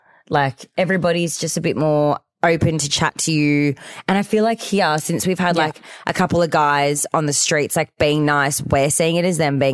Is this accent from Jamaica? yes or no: no; Australia